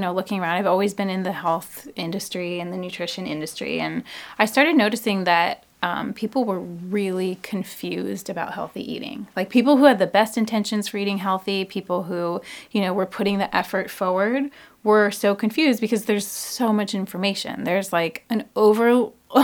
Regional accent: Issaquah, Washington, United States; now in Seattle, United States; I grew up in Issaquah.

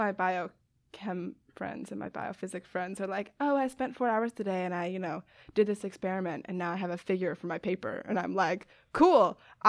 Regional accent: Westchester, New York, United States; now in Chicago, United States; I'm from Westchester, New York. It's about 40 minutes north of the city. I went to school in Boston, and now I'm at University of Chicago, studying biology.

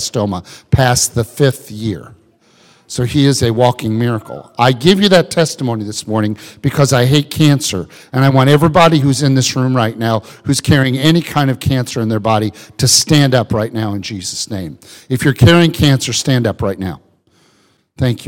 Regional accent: Illinois, United States; I grew up in Illinois

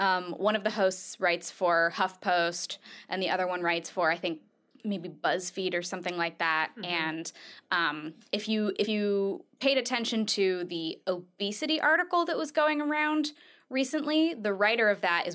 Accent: Colorado, United States; I'm from Colorado

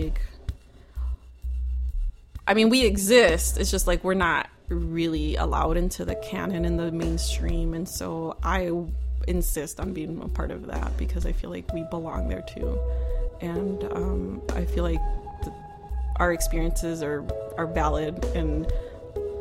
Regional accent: Cicero, Illinois, United States; I grew up in Cicero, which is basically Chicago, on Cicero and Cermak

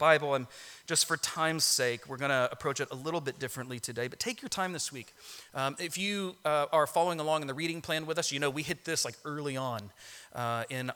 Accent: Orlando, Florida, United States; I grew up in Orlando, and that's in Florida

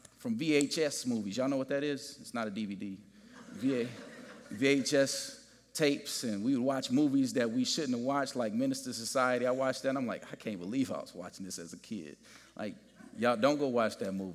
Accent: Gary, Indiana, United States; I grew up in Gary, Indiana

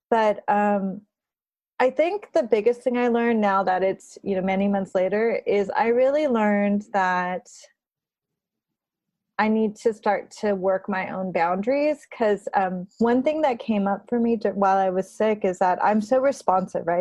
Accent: Burbank, California, United States; moved away as an adult; also born or lived in Berkeley, California / Bay Area, California; now in New York, United States; I grew up in Burbank and I went to school at Berkeley and I lived in the Bay

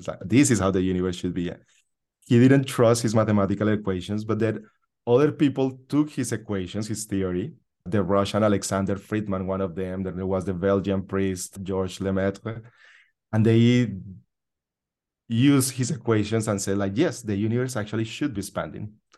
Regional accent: Colombia; now in United States; I was born in Colombia, in South America

